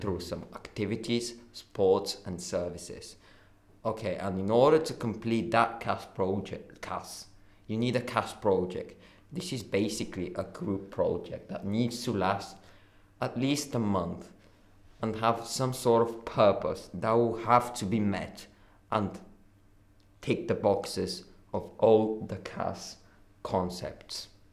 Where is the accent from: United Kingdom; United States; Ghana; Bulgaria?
Bulgaria; moved away; I come from Bulgaria